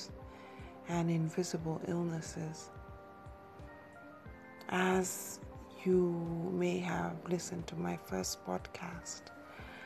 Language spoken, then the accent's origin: English; Kenya; moved away as an adult; also born or lived in England